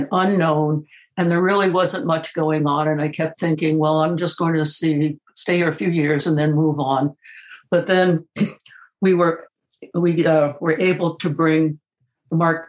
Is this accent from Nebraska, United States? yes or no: no; New York City, New York, United States; moved away as an adult; also born or lived in Durham, North Carolina; I was born in New York City. I was a dyed-in-the-wool New Yorker until I left for graduate school to go to Duke University